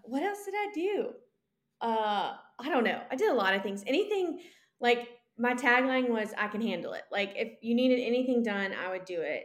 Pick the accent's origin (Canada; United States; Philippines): United States; Columbia, South Carolina; born and raised in Columbia, South Carolina